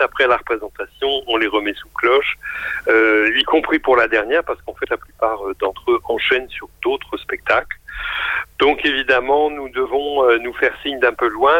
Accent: Lille, Hauts-de-France, France; moved away; j'ai passé mon enfance à Lille

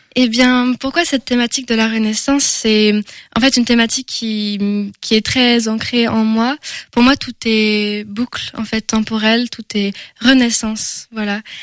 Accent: Angers, Pays de la Loire, France; on me dit souvent que j'ai un accent, mais je suis bien française d'Angers

